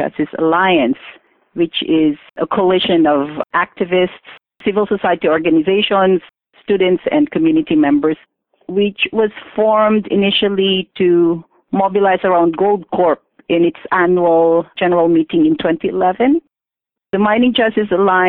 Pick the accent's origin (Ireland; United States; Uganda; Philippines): Philippines; moved away as an adult; now in Canada; I come from the Philippines and migrated to Canada almost two decades ago. I see that I'm a Filipina by birth, a Canadian by naturalization